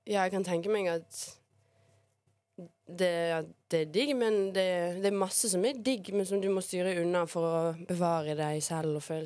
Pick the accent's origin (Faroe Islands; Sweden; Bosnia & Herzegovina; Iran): Bosnia & Herzegovina; now in Norway; Jeg har vært i hjemlandet mitt, i Bosnia. Var der faktisk i nesten tre uker.